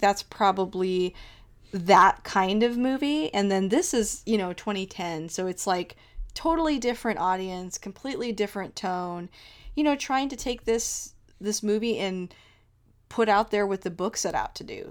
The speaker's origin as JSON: {"language": "English", "region": "Texas", "country": "United States", "tie": "born or raised there", "said": "I grew up in Texas."}